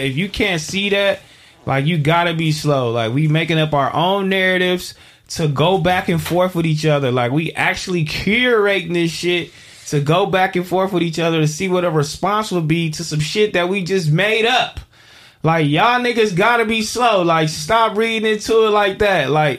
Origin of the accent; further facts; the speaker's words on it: Phoenix, Arizona, United States; We grew up on 56 and Broadway, man. Just on the other side. I'm from Phoenix, and the Fig community takes me back.